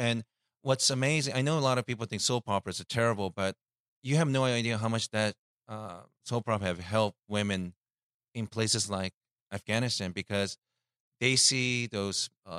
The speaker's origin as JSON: {"language": "English", "region": "Osaka", "country": "Japan", "tie": "born or raised there", "said": "That's my hometown, and I think if you like fashion, is it Gwen Stefani?"}